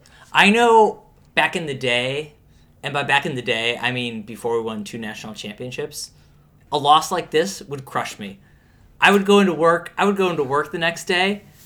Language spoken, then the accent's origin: English; Pittsburgh, Pennsylvania, United States; moved away; I'm from Pittsburgh originally.